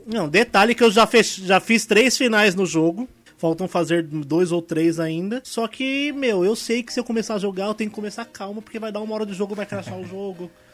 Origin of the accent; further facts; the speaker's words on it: Ferraz de Vasconcelos, São Paulo, Brazil; sou de Ferraz de Vasconcelos